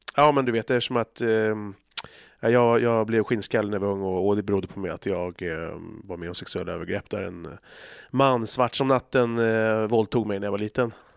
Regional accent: Stockholm, Stockholm County, Sweden; där vi växte upp så fanns det utanför i Bandhagen

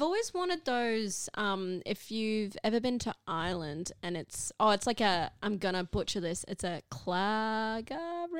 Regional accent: Cairns, Queensland, Australia; now in Brisbane, Australia; well, Brisbane, but originally from Cairns.

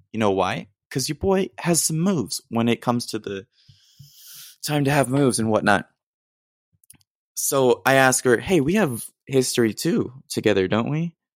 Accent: Austin, Texas, United States; moved away as an adult; now in San Marcos, United States; I'm originally from Austin, but right now I'm in San Marcos

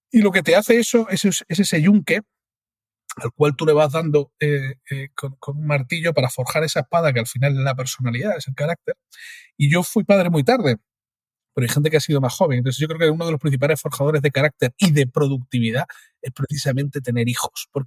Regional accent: Cádiz, Andalusia, Spain; soy de Cádiz, ¿no?

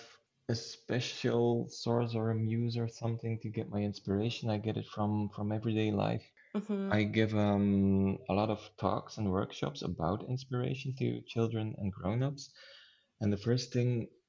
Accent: Flanders, Belgium; first language Dutch; English is a second language; Belgium is very small, and we're also split into halves concerning language. So there's the Dutch half and the French half

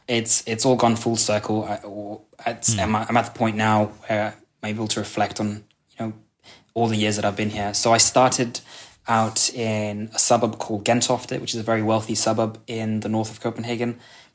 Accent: Kenya; moved away as an adult; now in Sønderborg, Denmark; So I grew up in Kenya, where I went to international school, hence the accent.

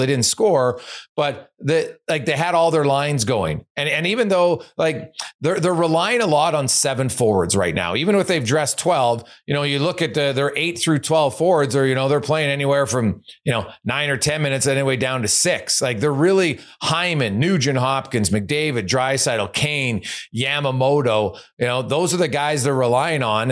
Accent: Edmonton, Alberta, Canada; growing up in Edmonton

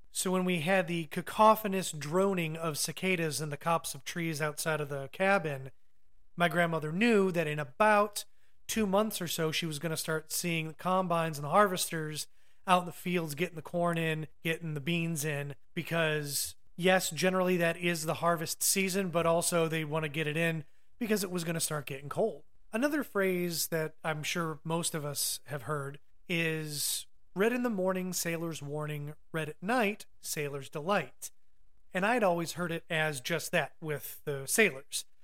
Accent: Ohio, United States; growing up in the North, specifically the Midwest, Ohio

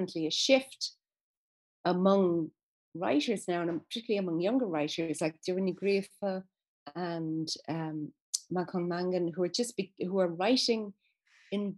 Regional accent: Ireland

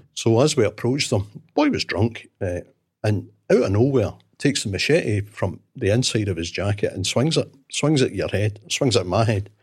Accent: Glasgow, Scotland, United Kingdom; I was born and brought up in Glasgow

